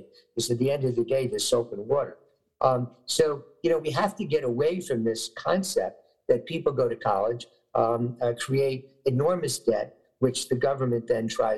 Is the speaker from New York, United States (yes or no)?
yes; New York, United States; when I was growing up in New York, you know, many years ago